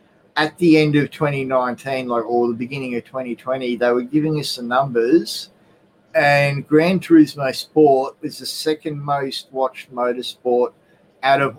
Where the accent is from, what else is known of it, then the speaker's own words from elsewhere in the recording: Australia; Being Australian